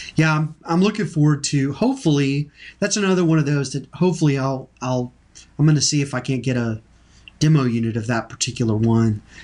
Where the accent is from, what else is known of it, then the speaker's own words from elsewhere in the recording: Texas, United States; I'm from Texas.